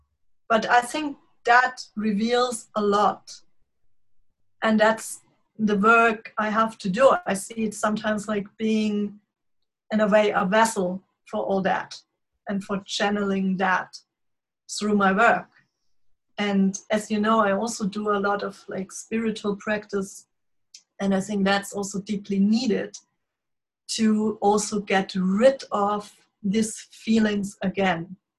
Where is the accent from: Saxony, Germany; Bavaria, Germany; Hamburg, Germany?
Bavaria, Germany; born or raised there; English is a second language